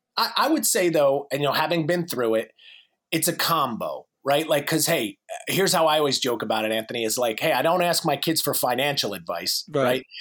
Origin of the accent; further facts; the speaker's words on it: New Jersey, United States; moved away as an adult; now in North Carolina, United States; I'm in North Carolina now. I'm originally from New Jersey